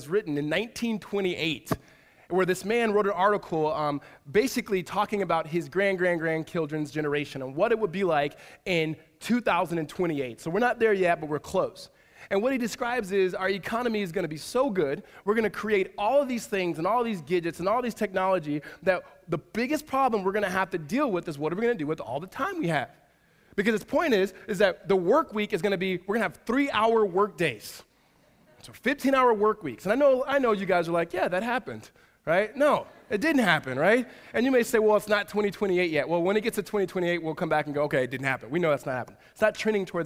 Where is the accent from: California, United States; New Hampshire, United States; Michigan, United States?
California, United States; Southern; moved away; my wife's from Northern California and I'm from Southern California